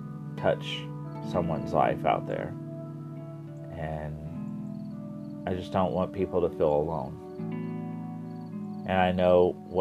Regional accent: Midwest, United States; growing up in the Midwest and gay is a story in itself. Living in an ultra-conservative family, being the only boy out of four children

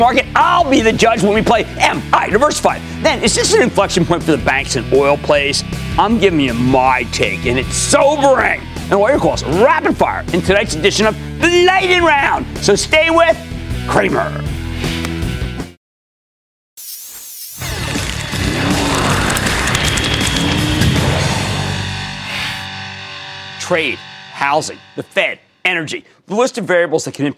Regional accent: New Jersey, United States; in my home state of New Jersey

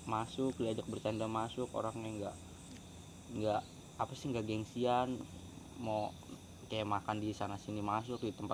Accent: Cikarang, West Java, Indonesia; gue dari Cikarang

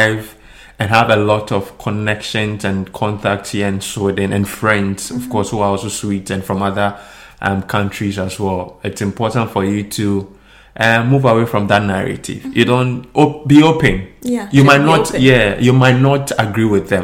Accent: Ghana; moved away; We are Ghanaian

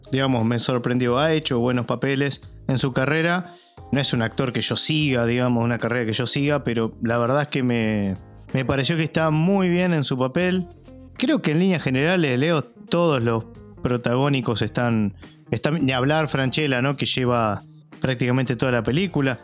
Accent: Argentina; como ciudadano argentino, como argentino

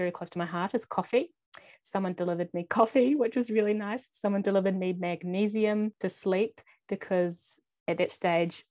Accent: New Zealand; moved away as an adult; which is just an hour and a half from my hometown

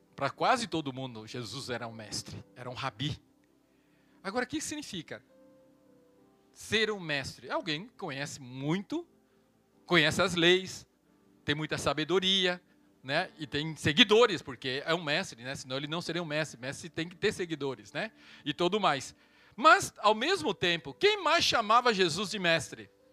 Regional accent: Brazil; also born or lived in Taiwan; E quando eu vim ao Brasil com sete anos

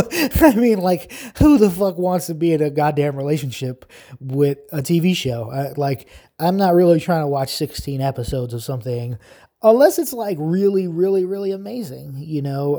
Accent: New York, United States; moved away as an adult; now in New Jersey, United States; I'm a lifelong New Yorker.

